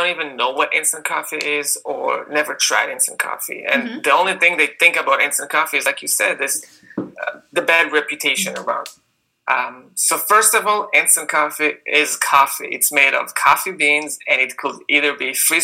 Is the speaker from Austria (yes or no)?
no; Israel; moved away as an adult; now in United States; as you can hear by my accent, I grew up in Israel